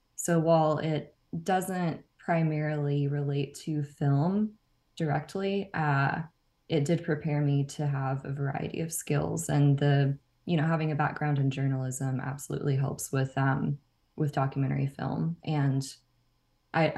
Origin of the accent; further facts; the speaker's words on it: Nacogdoches, Texas, United States; moved away as an adult; also born or lived in College Station, Texas; now in Austin, United States; I'm from Nacogdoches in East Texas.